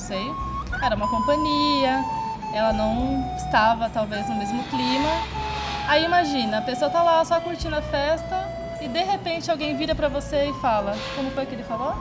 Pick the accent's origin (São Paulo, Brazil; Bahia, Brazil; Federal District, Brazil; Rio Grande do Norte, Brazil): São Paulo, Brazil; eu sou paulista, paulista mesmo, não paulista de Ferraz.